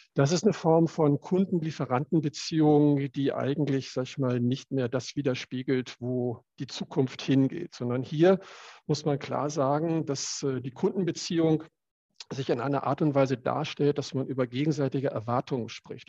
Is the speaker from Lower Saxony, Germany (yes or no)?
yes; Cuxhaven district, Lower Saxony, Germany; Ich selber bin äh, aufgewachsen, groß geworden im Landkreis Cuxhaven und dort auf dem landwirtschaftlichen Betrieb.